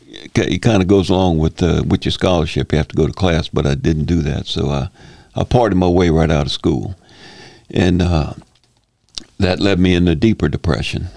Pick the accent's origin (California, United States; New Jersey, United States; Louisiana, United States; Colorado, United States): Louisiana, United States; Slidell; I'm born and raised here in Slidell.